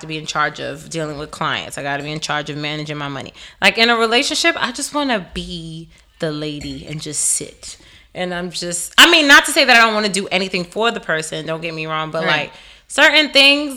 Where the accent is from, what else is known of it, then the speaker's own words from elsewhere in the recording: New York City, New York, United States; as a New Yorker